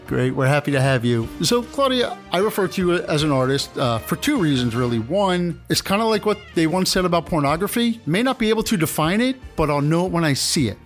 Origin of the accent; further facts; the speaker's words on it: New York, United States; we're from New York, big New York Yankees fans